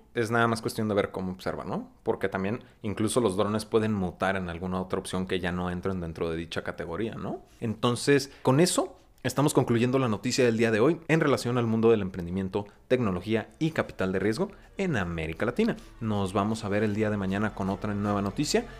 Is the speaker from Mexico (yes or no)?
yes; Mexico; nosotros como mexicanos